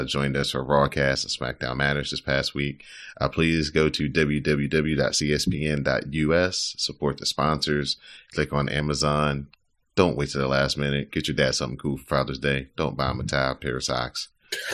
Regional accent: North Carolina, United States; I'm from North Carolina

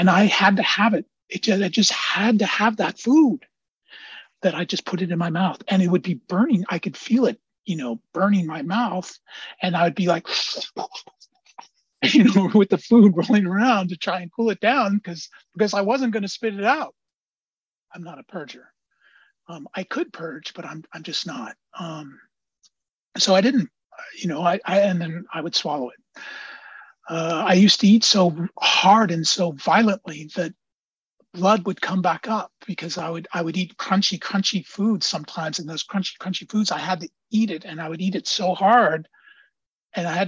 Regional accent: Antioch, California, United States; now in Oakland, United States; I live in Oakland. I come from Antioch.

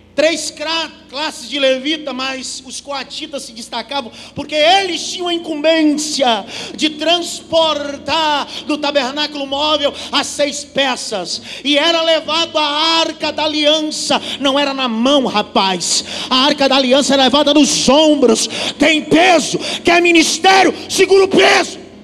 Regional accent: Northeast Region, Brazil; eu sou nordestino

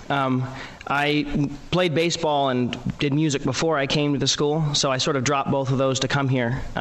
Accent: Ohio, United States; also born or lived in Indiana; Well, I was born in Indiana when my parents were at Notre Dame, but I've lived in Ohio for the last 20 years.

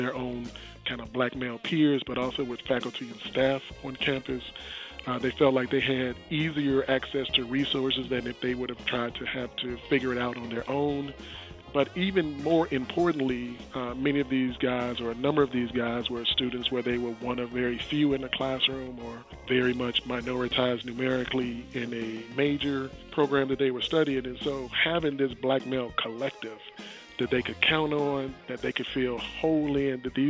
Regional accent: Chicago, Illinois, United States; South Side of Chicago, born and raised

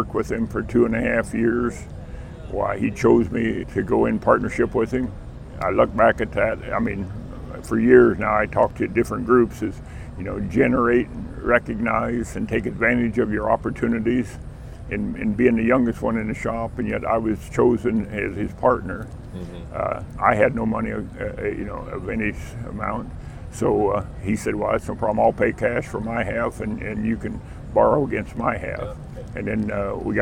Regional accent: Hanover, United States; my hometown of Hanover

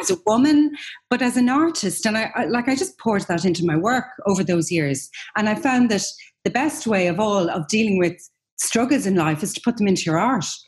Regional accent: Ireland; as Irish people

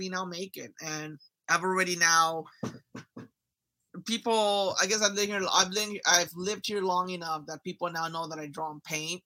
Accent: Los Angeles, California, United States; moved away as an adult; also born or lived in Long Beach; I grew up in Southeast

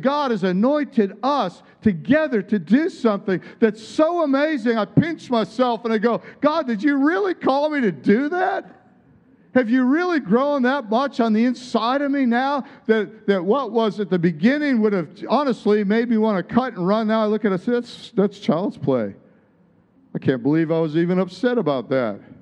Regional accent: Midwest, United States; where I grew up in the Midwest

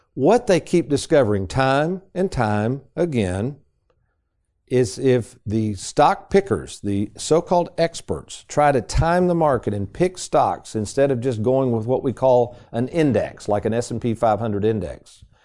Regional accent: Lexington, United States; growing up in Lexington. We lived on a street called Rambler Road.

